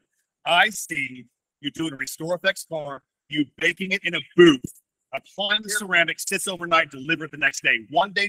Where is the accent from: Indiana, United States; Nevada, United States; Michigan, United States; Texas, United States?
Texas, United States; Lubbock; moved away; I was in Lubbock. It's my hometown.